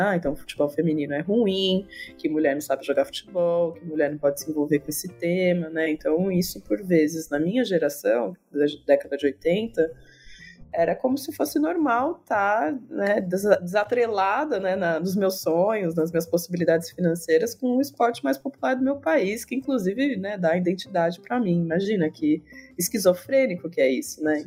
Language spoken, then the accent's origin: Portuguese; Campinas, São Paulo, Brazil; eu sou campineira